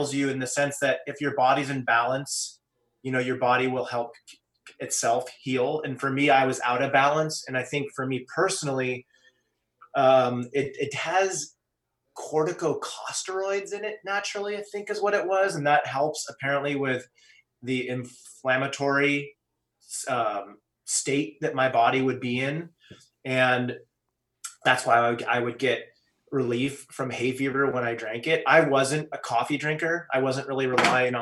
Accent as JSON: {"language": "English", "region": "California", "country": "United States", "tie": "born or raised there", "said": "growing up in California"}